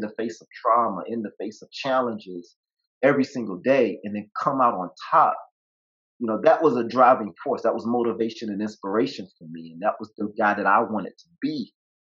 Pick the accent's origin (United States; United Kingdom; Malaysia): United States; the South; I grew up in the South.